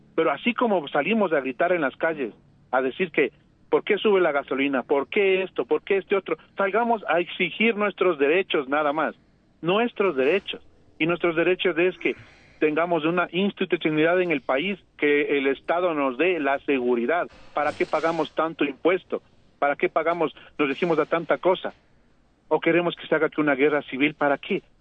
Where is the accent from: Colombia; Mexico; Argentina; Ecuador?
Ecuador; los ecuatorianos